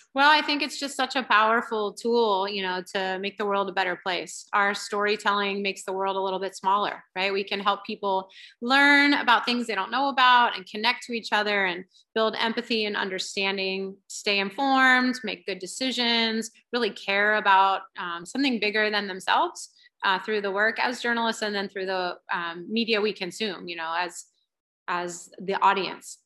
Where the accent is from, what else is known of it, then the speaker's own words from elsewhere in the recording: Centerville, Ohio, United States; moved away as an adult; also born or lived in Indiana; now in California, United States; I grew up in Ohio and I was part of the yearbook staff at my high school, Centerville, Ohio